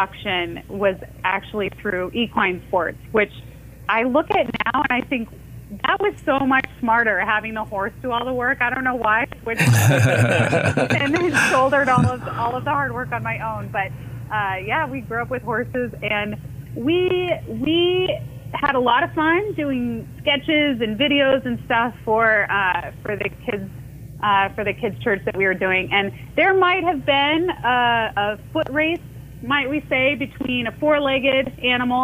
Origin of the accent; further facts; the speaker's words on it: Orlando, Florida, United States; also born or lived in Iowa; I was born in Iowa, but yeah, I grew up in Orlando.